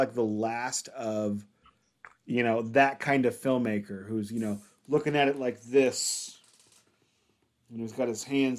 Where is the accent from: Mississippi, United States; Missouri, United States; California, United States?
Missouri, United States; St. Louis